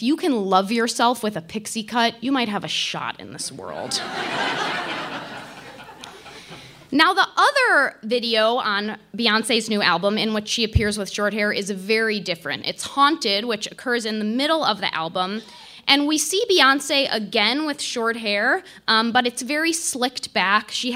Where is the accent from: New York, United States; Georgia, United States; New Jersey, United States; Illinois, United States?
Illinois, United States; Chicago; As a Chicagoan, lifelong Bulls fan